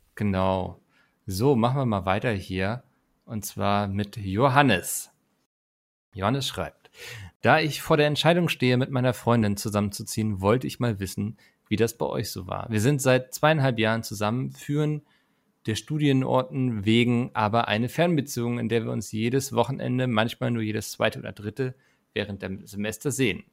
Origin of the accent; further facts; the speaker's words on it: Northern Germany, Germany; ich als Norddeutscher